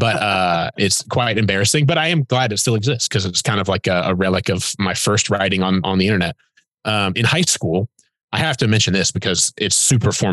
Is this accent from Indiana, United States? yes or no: yes; Fort Wayne, Indiana, United States; I was born and raised in Fort Wayne, Indiana, which is up in the north